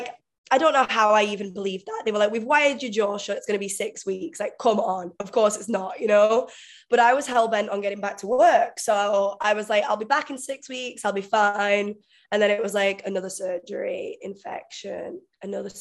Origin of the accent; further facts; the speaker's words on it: Manchester, North West England, United Kingdom; moved away as an adult; also born or lived in Vietnam; now in Bali, Indonesia; I'm actually from England originally, so Manchester in England, but I've been living in Asia for the past 5 years